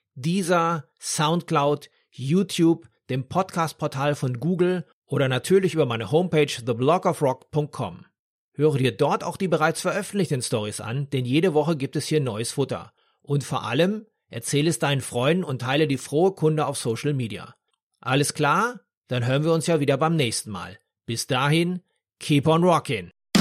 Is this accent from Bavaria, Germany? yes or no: no; Dortmund, North Rhine-Westphalia, Germany; in meiner Heimatstadt Dortmund